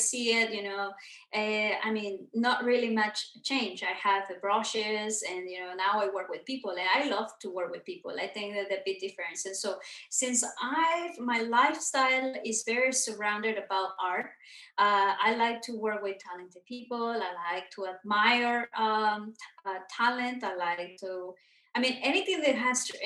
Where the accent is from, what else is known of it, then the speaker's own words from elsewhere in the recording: Mexico; now in Los Angeles, United States; I was born and raised in Mexico